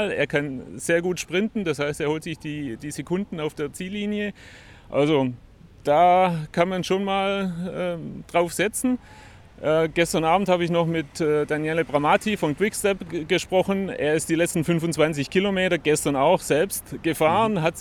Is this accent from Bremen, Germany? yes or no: no; Stuttgart, Baden-Württemberg, Germany; Und ähm, ich komme aus Stuttgart, ähm, habe dort die Radweltmeisterschaft schon gemacht.